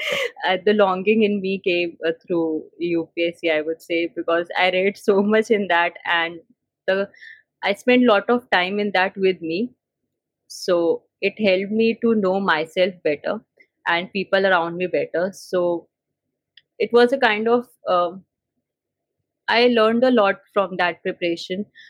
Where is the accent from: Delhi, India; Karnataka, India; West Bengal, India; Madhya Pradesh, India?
Delhi, India; I'm born and brought up in Delhi